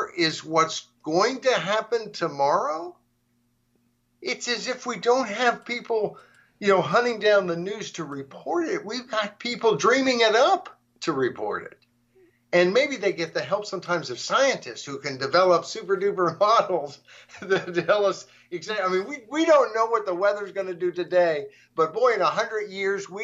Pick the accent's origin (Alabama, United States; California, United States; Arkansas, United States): Arkansas, United States; moved away; I grew up in Arkansas.